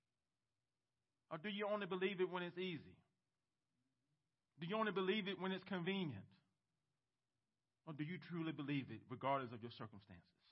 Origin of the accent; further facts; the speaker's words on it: United States; as American Christians